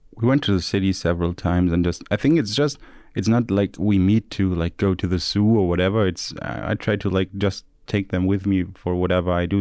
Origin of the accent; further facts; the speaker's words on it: Stuttgart, Baden-Württemberg, Germany; I'm from the H T M, I'm from Stuttgart